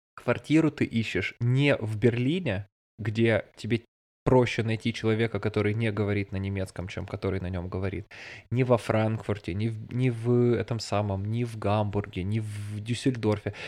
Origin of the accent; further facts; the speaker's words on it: Russia; moved away as an adult; now in Bavaria, Germany; я из России